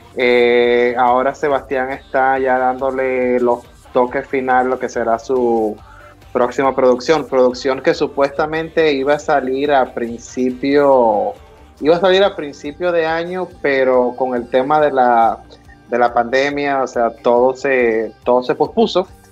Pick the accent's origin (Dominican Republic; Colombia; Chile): Dominican Republic; now in United States; latino como yo, que nací en República Dominicana y emigré a los Estados Unidos